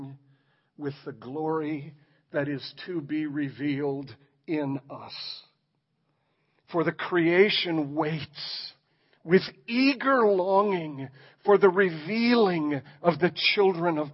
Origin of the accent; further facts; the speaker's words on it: Ireland; I'm Irish